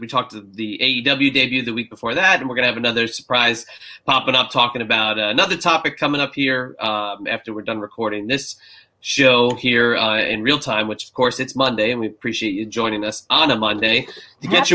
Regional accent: New Jersey, United States; now in Virginia, United States; when I moved down to Virginia from New Jersey

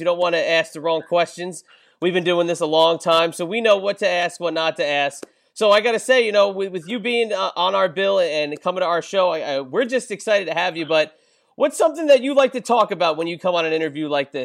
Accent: New Jersey, United States; growing up in New Jersey

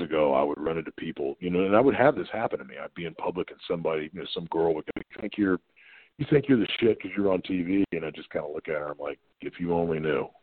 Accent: Virginia Beach, Virginia, United States; being in Norfolk, Virginia Beach, I was in Virginia Beach, Virginia

